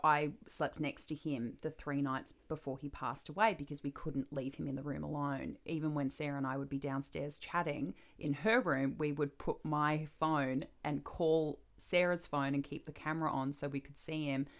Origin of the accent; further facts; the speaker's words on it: Australia; I'm becoming American, apparently, for all my Australian people out there